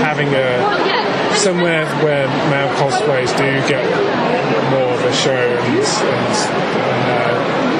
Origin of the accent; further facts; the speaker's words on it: Worcestershire, West Midlands, United Kingdom; I'm from Worcestershire.